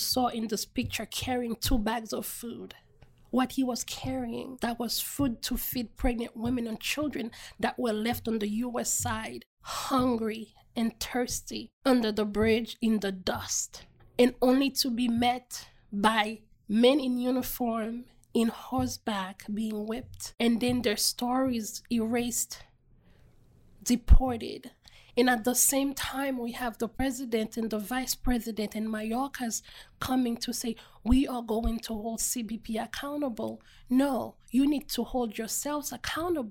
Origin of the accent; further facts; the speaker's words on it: Haiti; now in United States; Being a Haitian national, being an American citizen, a Haitian American Black immigrant